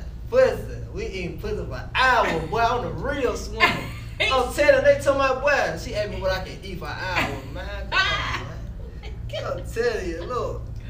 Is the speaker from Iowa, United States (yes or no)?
no; Alabama, United States; I'm from Alabama.